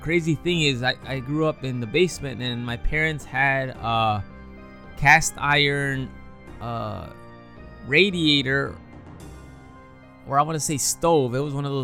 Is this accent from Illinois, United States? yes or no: yes; Chicago, Illinois, United States; I was born and raised in Chicago